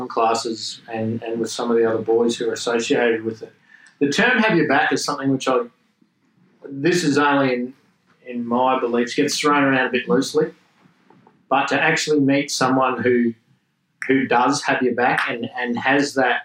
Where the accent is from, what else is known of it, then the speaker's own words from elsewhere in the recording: Australia; accent: Australian; growing up in Australia and being in that trade environment